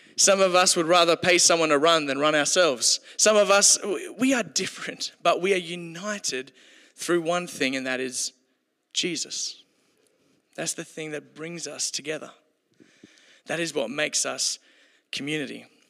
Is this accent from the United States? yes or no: no; Kalgoorlie, Western Australia, Australia; I grew up in Kalgoorlie, so we came to Perth to play